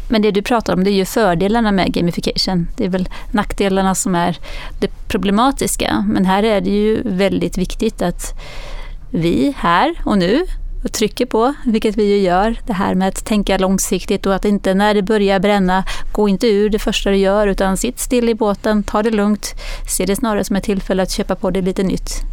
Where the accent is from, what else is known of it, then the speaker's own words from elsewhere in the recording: Växjö, Kronoberg County, Sweden; jag kommer från Växjö.